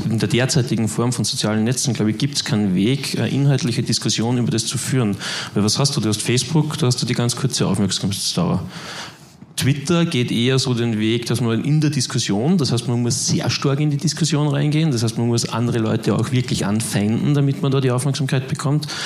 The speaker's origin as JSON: {"language": "German", "country": "Austria", "said": "Ich komme aus Österreich, wir haben gerade zwei ähm, mehr oder noch mehr emotionalisierende Wahlkämpfe hinter uns."}